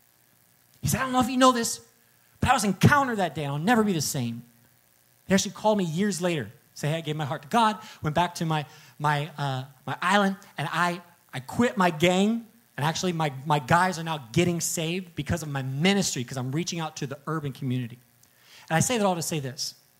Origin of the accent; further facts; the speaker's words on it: the Bible Belt, United States; I grew up in the Bible Belt